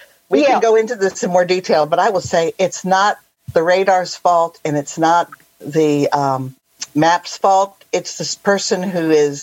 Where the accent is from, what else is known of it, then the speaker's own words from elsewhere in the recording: Washington, District of Columbia, United States; also born or lived in Michigan; now in Washington, United States; I live in Northwest Washington, right up by Canada. They get these so-called fun. And I grew up in the Washington, D.C. area.